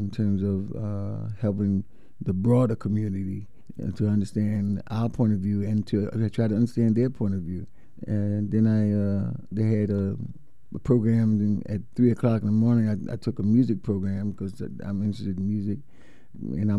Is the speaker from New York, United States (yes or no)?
yes; New York, United States; moved away; I'm from New York